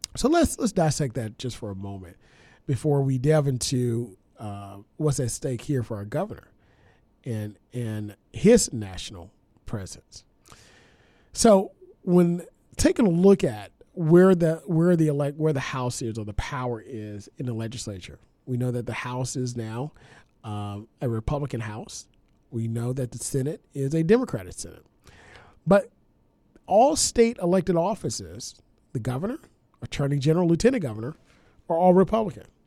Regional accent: Louisiana, United States; born or raised there; moved away

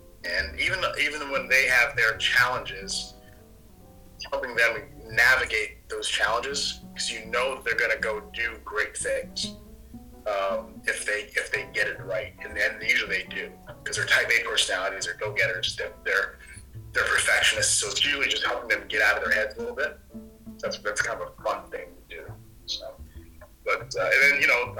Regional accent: Connecticut, United States; moved away as an adult; also born or lived in Pennsylvania / Vermont / Midwest; I grew up in New England, in Connecticut

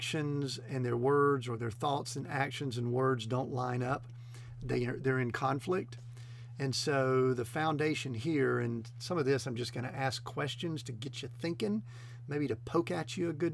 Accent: the South, United States; I'm kind of a Southern boy. I grew up in the South, and my mama taught me a certain way

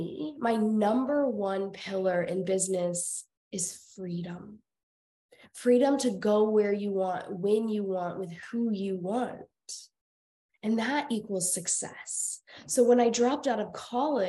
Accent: Iowa, United States; moved away; also born or lived in Colorado; I was born and raised in Iowa.

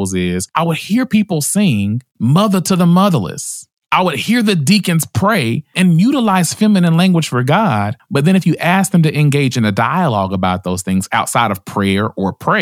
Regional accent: the South, United States; I was raised in the South and raised in a Black Baptist church

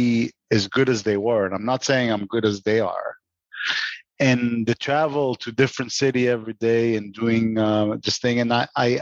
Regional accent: Israel; moved away as an adult; also born or lived in New York; I grew up in Israel

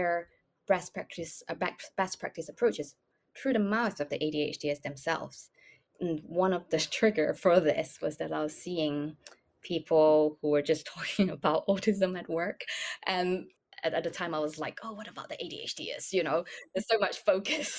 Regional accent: Malaysia; moved away; I grew up in Malaysia

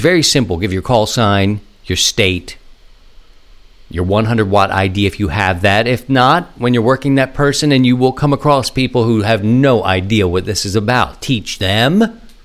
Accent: Maryland, United States; my home state of Maryland

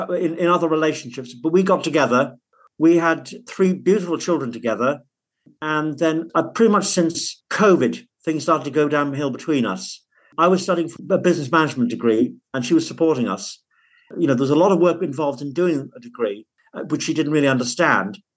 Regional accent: Liverpool, North West England, United Kingdom; born there; also born or lived in Cumbria; now in Manchester, United Kingdom; Well, actually, I was born in Liverpool, so that's a little bit quiet.

